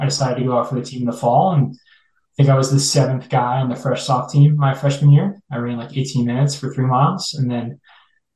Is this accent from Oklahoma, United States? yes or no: no; Naperville, Illinois, United States; moved away as an adult; I grew up mostly in Naperville, Illinois